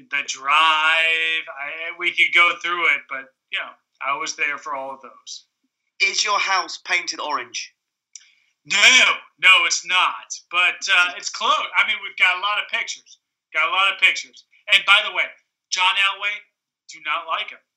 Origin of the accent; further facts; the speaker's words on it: Zanesville, Ohio, United States; now in Granville, United States; Well, I used to be from Zanesville. Now I'm from Granville. So just outside, just due east.